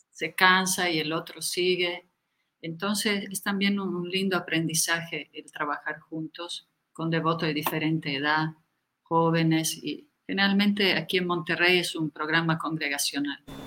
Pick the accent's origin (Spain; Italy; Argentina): Italy; moved away as an adult; also born or lived in India / Ecuador / Bolivia; yo nací en Italia y estudié arte